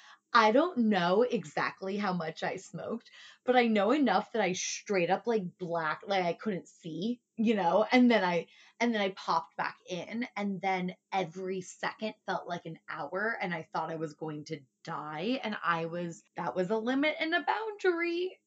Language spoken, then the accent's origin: English; Texas, United States; because I grew up in Texas.